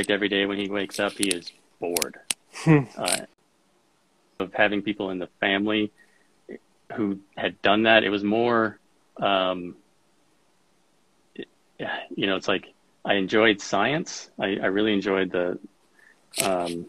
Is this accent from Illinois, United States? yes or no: yes; Rockford, Illinois, United States; moved away as an adult; now in Colorado, United States; I grew up in Rockford, Illinois